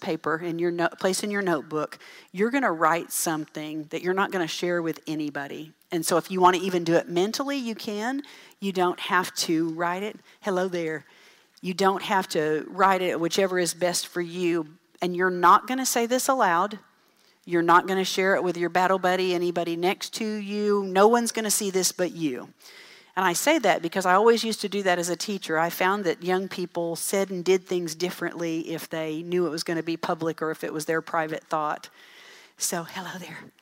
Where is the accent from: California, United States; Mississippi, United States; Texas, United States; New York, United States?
Texas, United States; Dell City; I grew up in Dell City